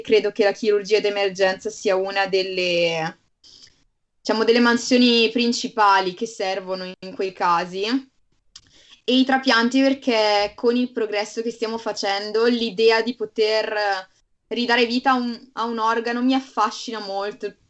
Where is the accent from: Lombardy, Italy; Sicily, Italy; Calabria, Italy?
Lombardy, Italy; Bergamo; io vengo da Bergamo